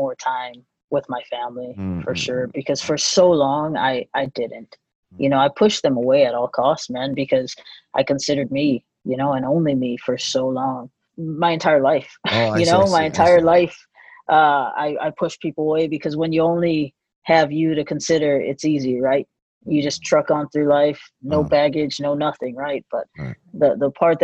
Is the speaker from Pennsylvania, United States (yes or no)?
no; Hawaii, United States; now in California, United States; I was born and raised in Hawaii